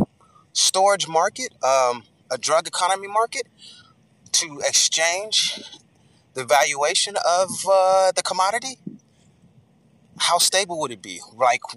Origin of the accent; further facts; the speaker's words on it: Dallas, Texas, United States; I'm from Dallas, and we've always played second fiddle to Houston